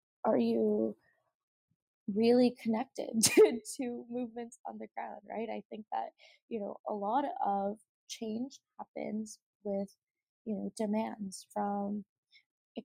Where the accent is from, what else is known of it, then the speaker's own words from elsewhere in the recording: Mississauga, Ontario, Canada; now in Toronto, Canada; I grew up in Mississauga, where, you know, it was predominantly people of color